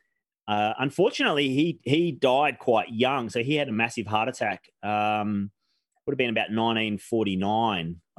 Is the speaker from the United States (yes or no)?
no; Victoria, Australia; also born or lived in Melbourne / Omeo, Victoria; I was born in Melbourne in Queen Victoria Hospital, which is no longer there